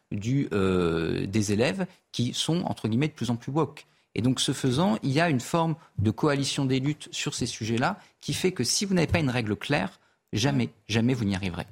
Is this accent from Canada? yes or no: no; Clermont-Ferrand, Auvergne-Rhône-Alpes, France; moi je viens de Clermont-Ferrand.